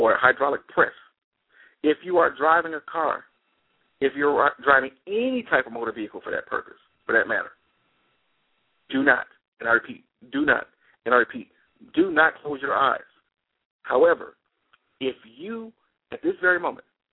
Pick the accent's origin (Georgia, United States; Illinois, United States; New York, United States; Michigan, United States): Michigan, United States; Detroit; I'm from Detroit